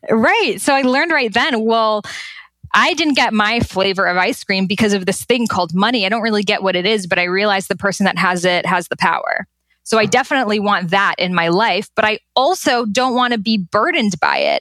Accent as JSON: {"language": "English", "town": "Boston", "region": "Massachusetts", "country": "United States", "tie": "born or raised there", "said": "I was born and raised in Boston, Massachusetts"}